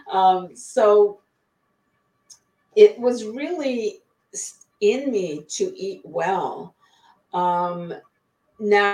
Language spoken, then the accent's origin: English; Ottawa, Ontario, Canada; moved away as an adult; also born or lived in British Columbia, Canada; now in Blaine, United States; Everybody has a restaurant or a grocery store in Ottawa. That's where I was born and raised in Canada